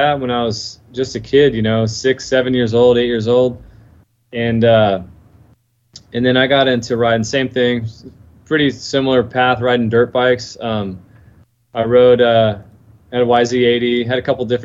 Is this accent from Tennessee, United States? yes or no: no; Florida, United States; I was born and raised here in Florida. And I'm only about 45 minutes south of Daytona.